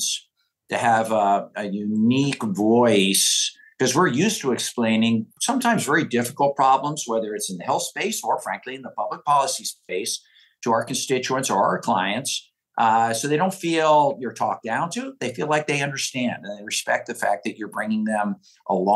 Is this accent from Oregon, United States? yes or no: yes; Oregon, United States; born or raised there